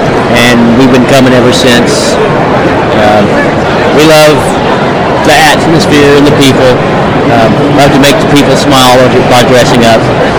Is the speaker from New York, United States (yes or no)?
no; Ottawa, Kansas, United States; dressed as Peter Pan. I'm from Ottawa.